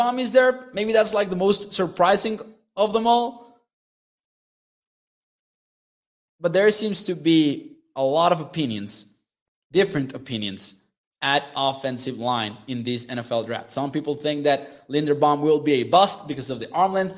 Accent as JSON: {"language": "English", "region": "Chihuahua", "country": "Mexico", "tie": "born or raised there", "said": "from where I live in Chihuahua, Mexico"}